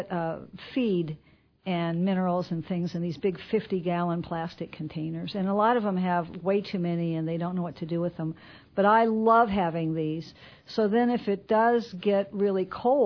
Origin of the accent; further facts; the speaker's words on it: Quincy, Illinois, United States; moved away; I grew up in Quincy, and then I moved away for a long time.